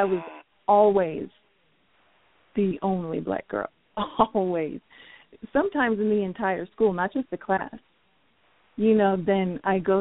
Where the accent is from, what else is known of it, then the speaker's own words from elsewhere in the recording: New Mexico, United States; I grew up in New Mexico